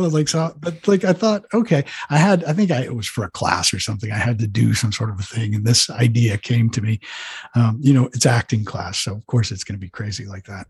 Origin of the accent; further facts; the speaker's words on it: Rhode Island, United States; moved away; I grew up in Rhode Island in suburbia